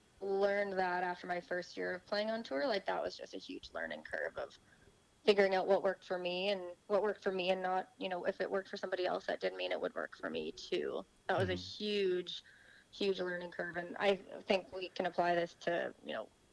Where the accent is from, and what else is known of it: Saskatchewan, Canada; moved away as an adult; also born or lived in Orlando, Florida / Tulsa